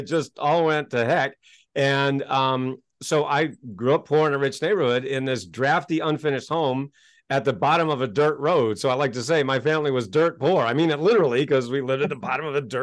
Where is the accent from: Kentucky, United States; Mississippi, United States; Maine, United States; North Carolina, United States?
Maine, United States; Kennebunkport; also born or lived in Hackensack, New Jersey; I was born in New Jersey, but when I was 2 years old, my family moved to Kennebunkport, Maine. So I grew up poor in a rich neighborhood.